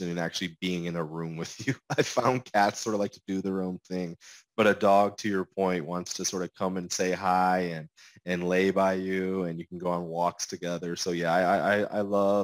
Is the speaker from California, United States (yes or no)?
no; Michigan, United States; now in Seattle, United States; I was born and raised in Michigan